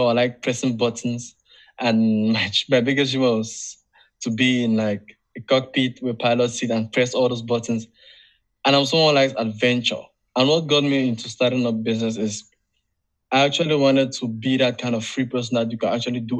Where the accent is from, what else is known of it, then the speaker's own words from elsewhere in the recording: Cameroon; I'm from Africa